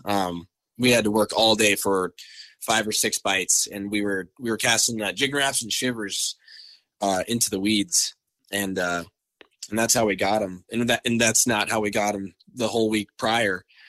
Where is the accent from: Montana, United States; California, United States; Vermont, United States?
Montana, United States; Laurel; also born or lived in Billings, Montana; I'm from Laurel, Montana. Um, I've, I've lived here my whole life. Actually, I was born in Billings